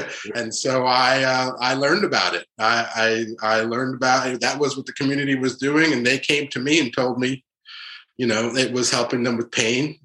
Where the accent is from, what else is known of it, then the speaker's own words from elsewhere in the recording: New York, United States; also born or lived in Haiti / Providence, Rhode Island / Boston; I was born in Haiti, but uh, we moved uh, under the Duvalier uh, uh regime uh, to New York, and really grew up in New York